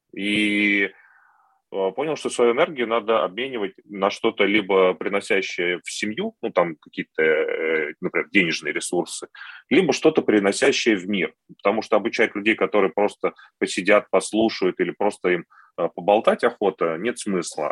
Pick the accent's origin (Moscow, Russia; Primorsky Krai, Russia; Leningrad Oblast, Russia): Moscow, Russia; я москвич